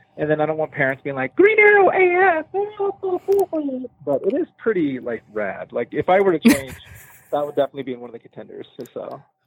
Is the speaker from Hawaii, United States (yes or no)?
no; San Diego, California, United States; now in Salt Lake City, United States; I grew up in San Diego